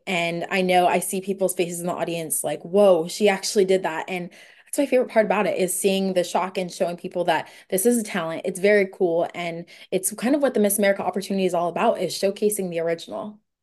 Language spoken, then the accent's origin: English; Oceanside, California, United States; now in San Diego, United States; I'm from Oceanside, California, but currently I'm a student at the University of San Diego.